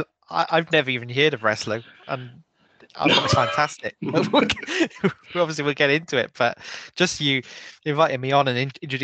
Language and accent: English; Wales, United Kingdom; because I'm Welsh now, aren't I?